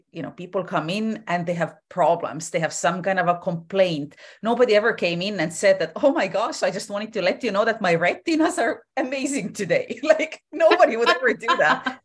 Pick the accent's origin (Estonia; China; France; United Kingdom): Estonia; moved away as an adult; now in Vancouver Island, Canada; I was born and raised in Estonia. I ended up moving to Canada when I was in my twenties.